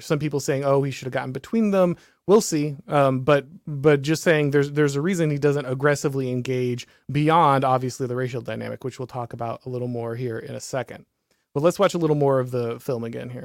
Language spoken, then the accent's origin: English; the South, United States; I'm from the South